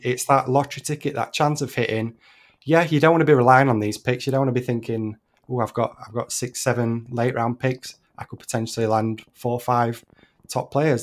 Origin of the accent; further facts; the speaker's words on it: United Kingdom; I'm a Brit